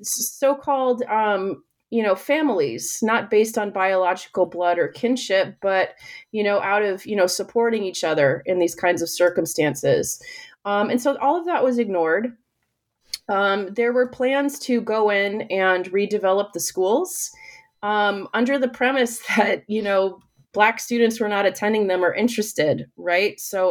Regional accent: United States; my own experience as a Filipina American who has had, you know, like who has felt othered at times

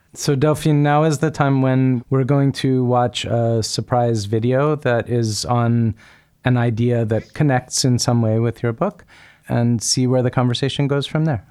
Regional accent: United States; when I grew up in America, my childhood in my household

